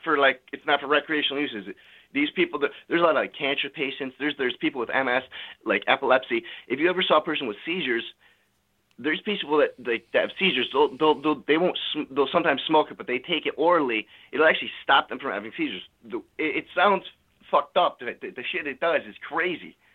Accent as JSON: {"language": "English", "region": "California", "country": "United States", "moved": "yes", "lives_now": "Connecticut, United States", "said": "I'm actually from California."}